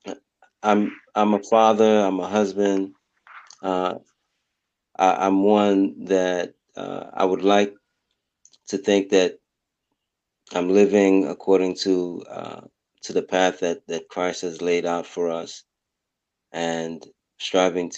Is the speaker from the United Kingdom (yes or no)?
no; Haiti; now in United States; When we were in Haiti, I have two siblings that were in Haiti with me.